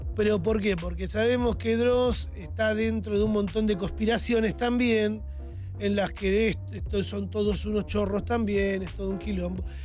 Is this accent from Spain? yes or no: no; Argentina; orgulloso de nacer en un país como Argentina